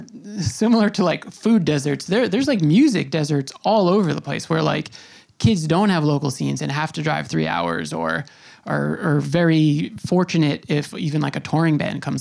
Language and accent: English; Suffolk County, Long Island, New York, United States; I grew up in Suffolk